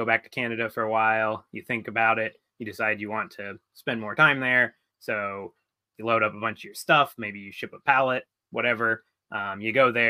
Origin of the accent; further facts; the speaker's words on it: United States; as an American, I can travel to a lot of countries, visa free.